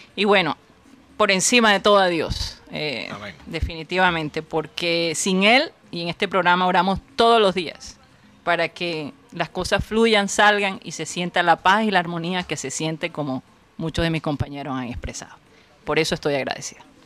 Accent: Colombia; now in United States

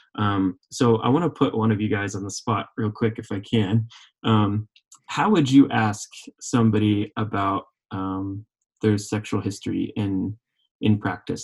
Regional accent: Oklahoma, United States; accent: southern; moved away as an adult; also born or lived in Vermont / California; now in Colorado, United States; growing up in Oklahoma

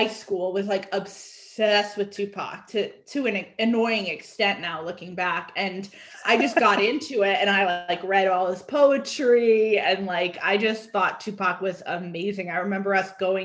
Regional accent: Connecticut, United States; now in Atlanta, United States; I grew up going to Vermont and Maine because I'm from Connecticut

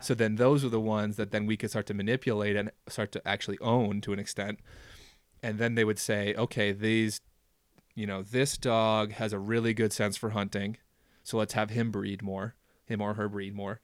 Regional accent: Minnesota, United States; moved away; I grew up in Minnesota

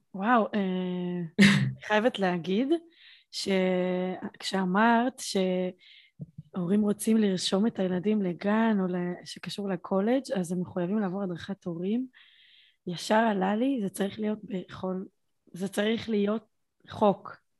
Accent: Beersheba, Southern District, Israel; אני מבאר שבע

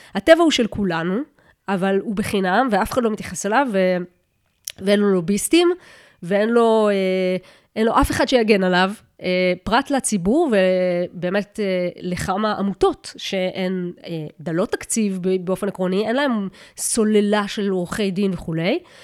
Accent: Kiryat Yam, Haifa District, Israel; moved away as an adult; אני מקריית ים

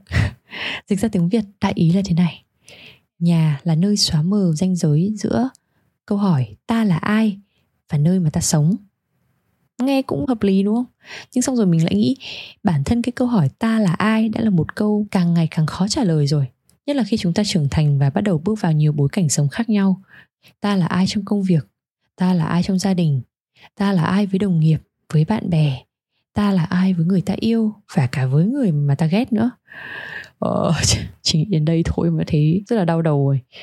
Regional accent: Hanoi, Vietnam; now in Sydney, Australia; Mình sinh ra và lớn lên ở Hà Nội

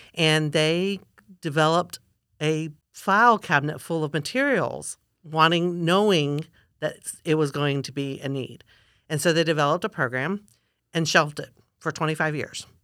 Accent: Florida, United States; also born or lived in Gainesville / Sarasota / Lakeland; I'm a fifth generation Florida Cracker

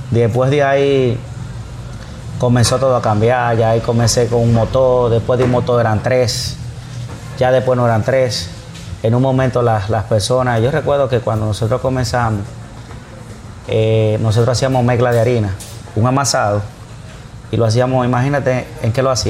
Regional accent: Tamboril, Santiago, Dominican Republic; Yo primero abrí en Tamboril. Que está en la avenida, yo soy de Tamboril.

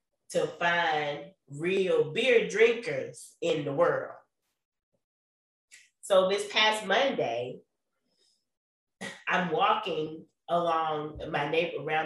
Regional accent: the South, United States; I'm from the South

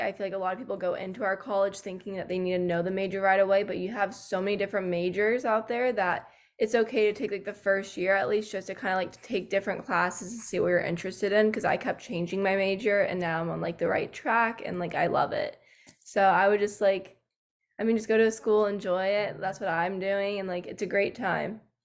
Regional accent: Georgia, United States; moved away as an adult; now in Tennessee, United States; I'm actually from Georgia, but I go to school in Tennessee.

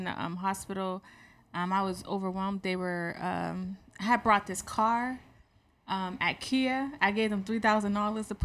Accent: Boston, Massachusetts, United States; moved away; also born or lived in Georgia; I'm from Boston, but I lived in Georgia for a couple of years

